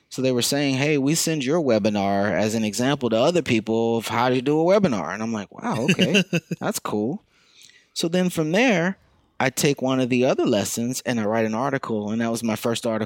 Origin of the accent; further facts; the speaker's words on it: the South, United States; born there; now in New York City, United States; I was born in the South. I would not change that.